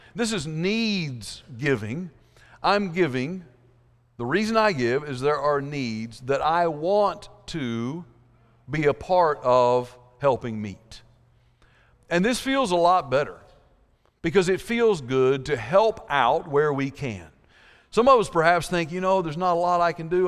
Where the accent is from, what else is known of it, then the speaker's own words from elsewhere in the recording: South Georgia, United States; I grew up in South Georgia